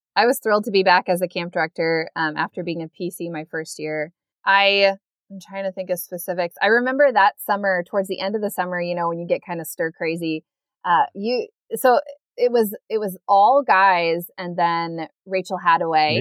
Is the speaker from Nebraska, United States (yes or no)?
yes; Lincoln, Nebraska, United States; moved away; from Lincoln, Nebraska, my hometown